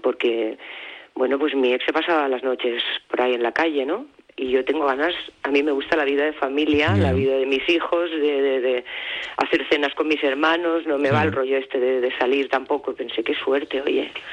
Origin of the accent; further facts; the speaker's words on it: Barcelona, Catalonia, Spain; moved away as an adult; also born or lived in Palma; Nosotros somos de Barcelona, pero llevábamos muchos años viviendo fuera, viviendo en Palma